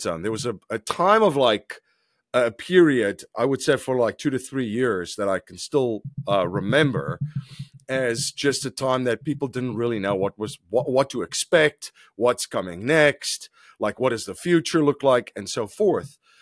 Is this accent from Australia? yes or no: no; South Africa; moved away; I'm originally from South Africa. I, uh, grew up in South Africa